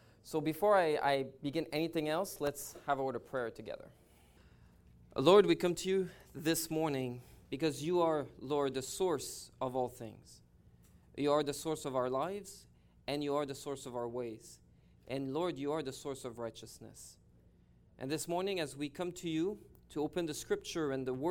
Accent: Montreal, Quebec, Canada; now in British Columbia, Canada; I'm originally from Montreal. Now I live in British Columbia

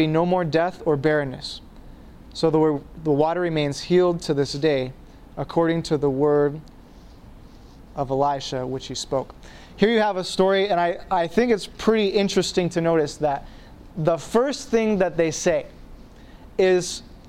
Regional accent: Maine, United States; I'm from Maine, and you can drink water anywhere in the state

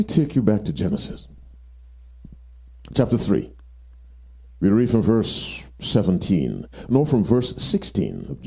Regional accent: Michigan, United States; I'm from Michigan.

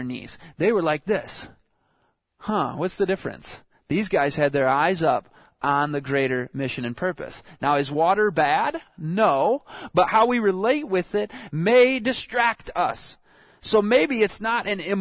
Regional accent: Michigan, United States; moved away as an adult; also born or lived in Southern California; I'm from Michigan.

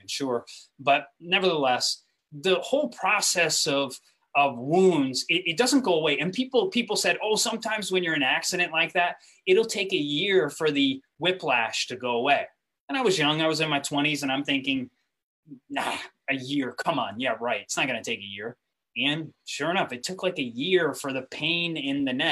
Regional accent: Grand Rapids, Michigan, United States; moved away as an adult; I came from Grand Rapids, Michigan. I was raised in what's called the Christian Reformed Church. All of my education from high school till college was in the Christian Reformed Church

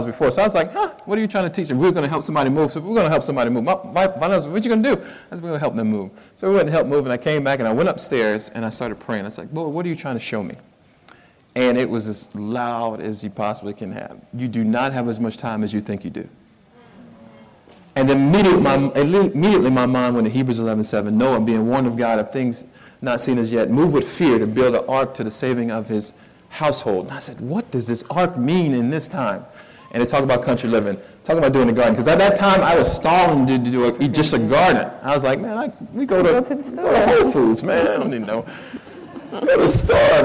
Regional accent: Miami, Florida, United States; now in Somerville, United States; I'm from Miami, Fort Lauderdale area

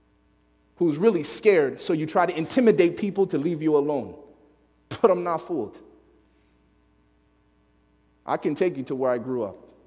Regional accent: Chicago, Illinois, United States; I grew up in Chicago

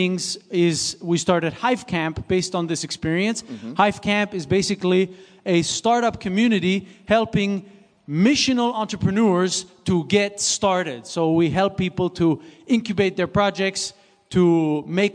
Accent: Switzerland; English is a second language; moved away; I was born and raised in Switzerland, so this is why I have a little bit of an accent.

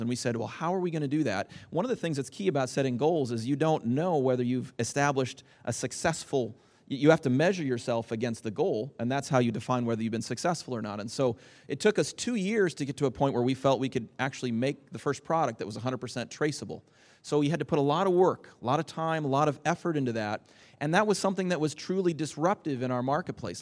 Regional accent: Lynden, Washington, United States; I hail from Linden, Washington, uh, where my wife and I live.

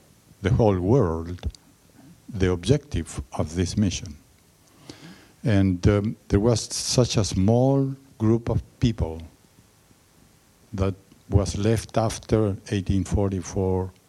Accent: Chile; now in Yucaipa, United States; I'm living now in Yucaipa, California, but originally I come from Chile

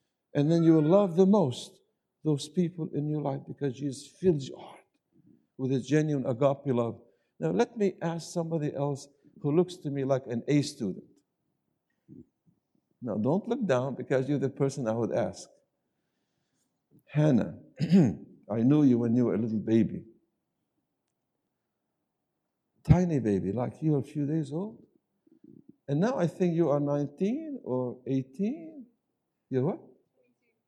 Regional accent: the South, United States; I come from the South, and instead of saying 20, we say 20.

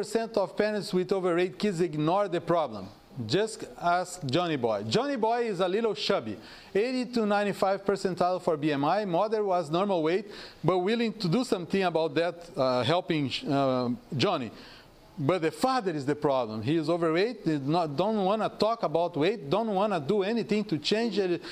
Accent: South Region, Brazil; moved away; I am from South.

